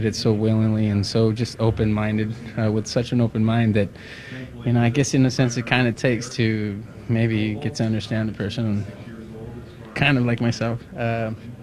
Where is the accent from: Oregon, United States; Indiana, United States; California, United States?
California, United States; I'm from California